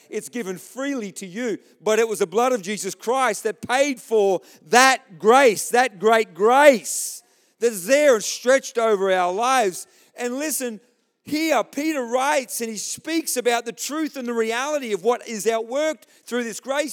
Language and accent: English; Australia; I'm an Aussie.